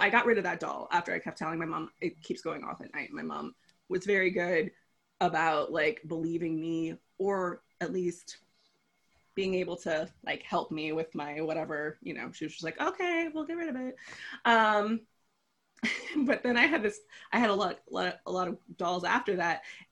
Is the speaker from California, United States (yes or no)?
yes; Los Angeles, California, United States; I live in California. I was born and raised in Los Angeles